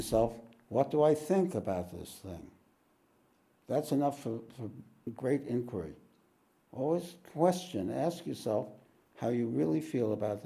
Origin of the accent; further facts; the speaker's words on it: New York, United States; moved away; I'm from New York